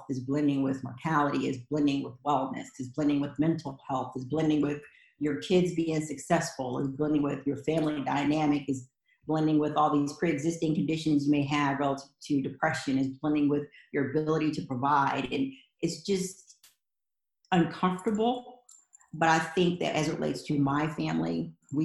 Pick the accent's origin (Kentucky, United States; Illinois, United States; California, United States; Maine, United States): Kentucky, United States; I am from Kentucky